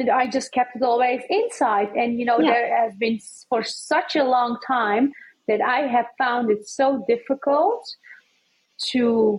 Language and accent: English; Netherlands; also born or lived in Amsterdam; now in Cartagena; And then I was born in the Netherlands, but I was raised by Turkish parents, and through Turkish standards, norm, what they had learned.